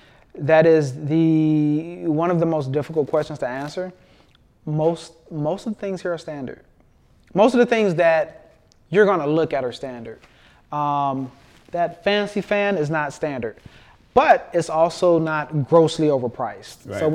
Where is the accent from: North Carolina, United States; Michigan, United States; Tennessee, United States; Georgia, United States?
Michigan, United States; also born or lived in Houston; and actually both of us were from Michigan. I was born in Houston, but I was coming back from Michigan.